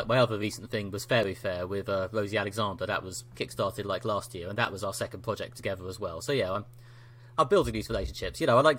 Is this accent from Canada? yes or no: no; London, United Kingdom; I'm a writer from London in the UK.